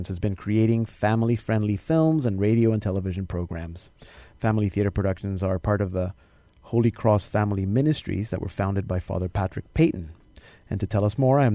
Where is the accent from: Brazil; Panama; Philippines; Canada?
Panama; I remember growing up in Panama